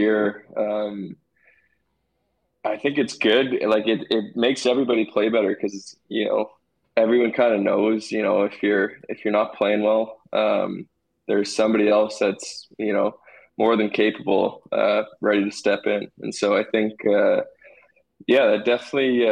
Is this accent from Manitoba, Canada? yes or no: yes; Portage la Prairie, Manitoba, Canada; I was really lucky to get to go through the Portage minor hockey system and, you know, play with all my buddies growing up